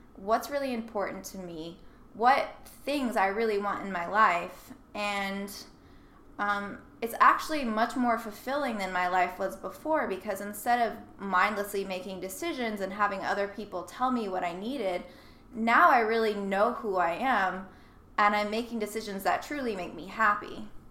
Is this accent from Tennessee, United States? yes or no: yes; Nashville, Tennessee, United States; I grew up in Nashville